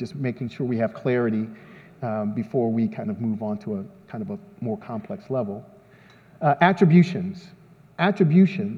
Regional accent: San Antonio, Texas, United States; I'm from San Antonio

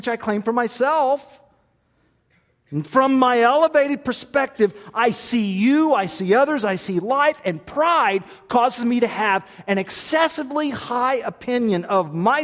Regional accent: Tulsa, Oklahoma, United States; I was born in Tulsa, Oklahoma

